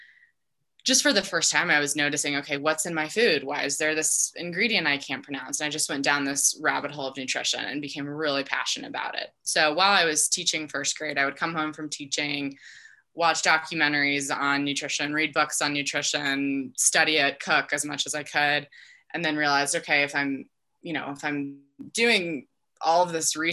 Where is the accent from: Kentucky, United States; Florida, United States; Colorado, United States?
Colorado, United States; Denver; also born or lived in Dallas, Texas; grew up here in Denver